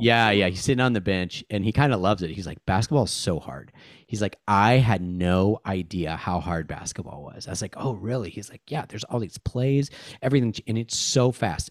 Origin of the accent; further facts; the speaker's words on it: Seattle, Washington, United States; moved away; I grew up in Seattle from nineteen eighty-seven through nineteen ninety-three